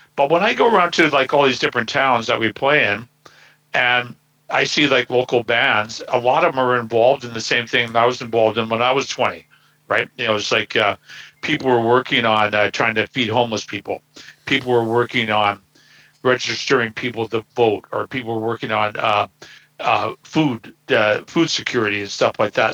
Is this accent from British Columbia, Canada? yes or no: yes; Burnaby, British Columbia, Canada; I grew up here in Burnaby